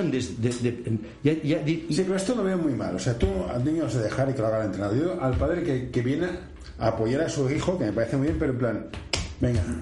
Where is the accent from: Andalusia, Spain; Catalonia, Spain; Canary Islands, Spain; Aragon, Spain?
Catalonia, Spain; Barcelona; Bueno, yo soy del Carmelo